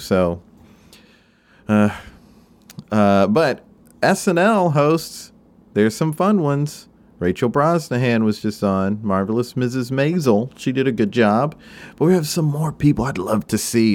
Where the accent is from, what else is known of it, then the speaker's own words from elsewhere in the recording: Spartanburg, South Carolina, United States; I'm from Spartanburg, South Carolina